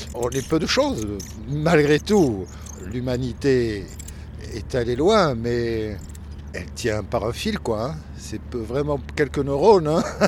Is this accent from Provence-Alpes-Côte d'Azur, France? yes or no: no; Perpignan, Occitania, France; born or raised there; moved away as an adult; now in Paris, France